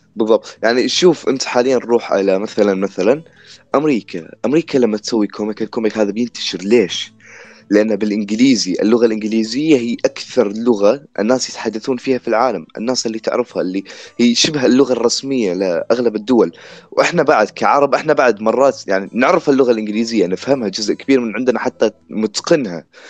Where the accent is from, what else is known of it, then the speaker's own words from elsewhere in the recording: Iraq; عندنا في العراق